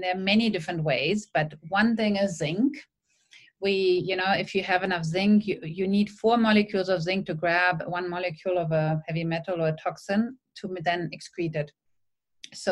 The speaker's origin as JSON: {"language": "English", "country": "Germany", "tie": "born or raised there", "moved": "yes", "lives_now": "Sydney, Australia", "said": "When I grew up in Germany"}